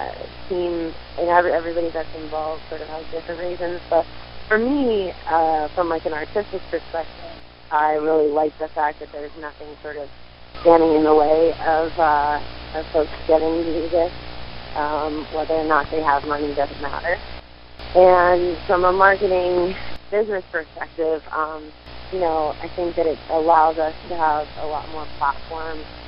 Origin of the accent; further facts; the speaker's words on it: Central Pennsylvania, United States; moved away as an adult; now in Pittsburgh, United States; I am originally from Central Pennsylvania. I've been in Pittsburgh for 14 years.